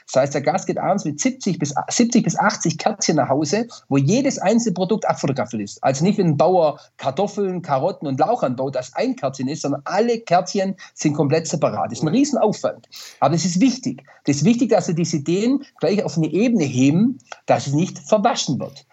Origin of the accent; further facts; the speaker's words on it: Swabia, Baden-Württemberg, Germany; mein Buch Echt Schwäbisch raus, die Hommage an meine Heimat